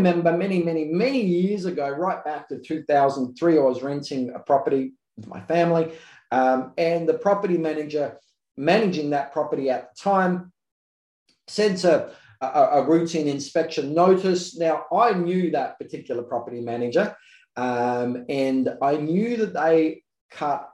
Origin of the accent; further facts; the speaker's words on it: South Australia, Australia; I'm from South Australia